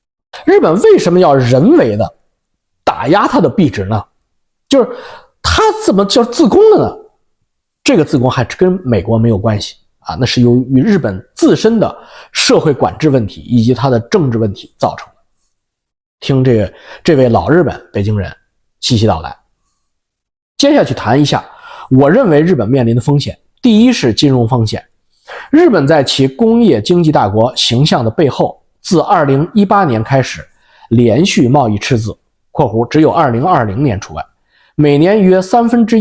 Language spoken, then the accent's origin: Chinese; Canada; 你比如说我们加拿大人是或者美国人去日本旅游